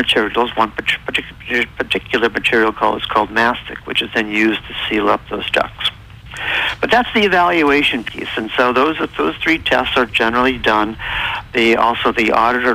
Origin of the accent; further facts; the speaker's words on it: New England, United States; I'm really from New England